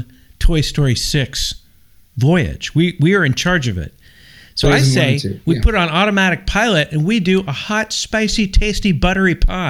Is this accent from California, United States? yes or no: yes; San Francisco, California, United States; I'm from San Francisco originally.